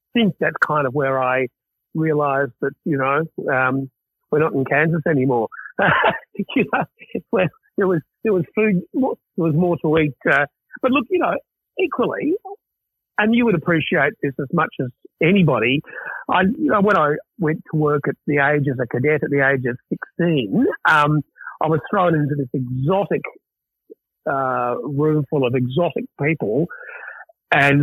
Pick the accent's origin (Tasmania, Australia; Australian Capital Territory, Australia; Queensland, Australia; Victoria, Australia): Victoria, Australia; Gippsland; the country town that we grew up